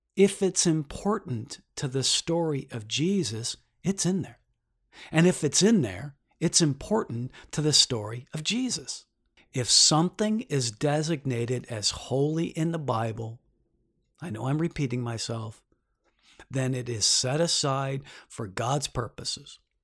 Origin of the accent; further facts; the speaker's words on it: Detroit, Michigan, United States; now in New York, United States; I'm from Detroit